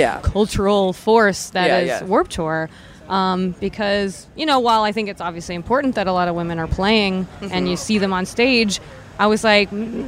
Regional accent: Baltimore, Maryland, United States; We're from Baltimore.

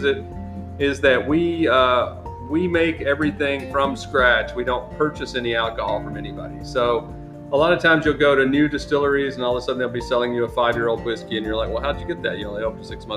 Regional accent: Alabama, United States; I'm from Alabama

